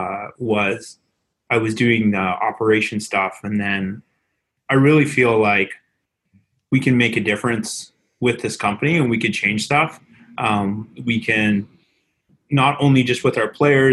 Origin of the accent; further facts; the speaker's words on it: Vancouver, British Columbia, Canada; I'm from Vancouver